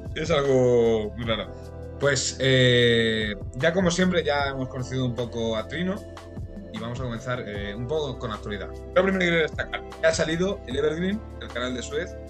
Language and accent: Spanish; Albacete, Castilla-La Mancha, Spain; allí en Albacete tenemos el Bonillo